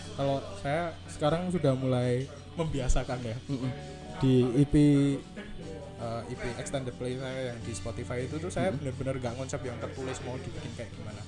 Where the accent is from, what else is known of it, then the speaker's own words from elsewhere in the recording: Java, Indonesia; accent: medok (Javanese); aku ngomong medok-medok